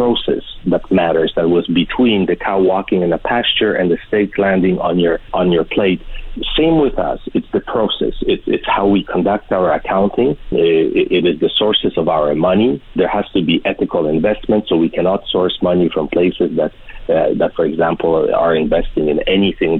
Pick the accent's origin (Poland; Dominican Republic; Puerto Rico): Poland; now in Canada; we came from a communist Poland